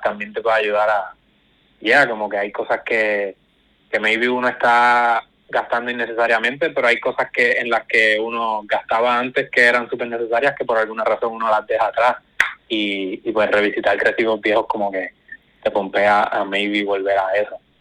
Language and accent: Spanish; Guayanilla, Puerto Rico; Guayanilla, que soy de acá